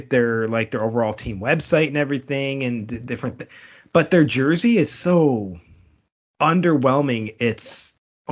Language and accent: English; Buffalo, New York, United States; I'm from Buffalo